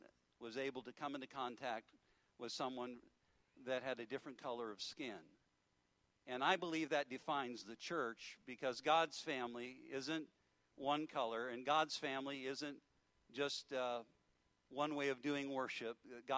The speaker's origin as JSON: {"language": "English", "town": "Memphis", "region": "Missouri", "country": "United States", "also_born_or_lived": "Warrensburg", "said": "I came from Memphis, Missouri, out in the middle of nowhere, and the phone rang one day."}